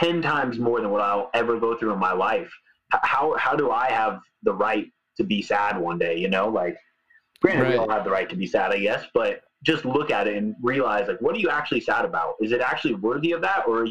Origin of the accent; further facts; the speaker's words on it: California, United States; I grew up in California